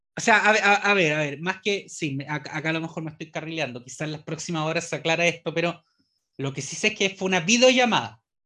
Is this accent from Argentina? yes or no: no; Chile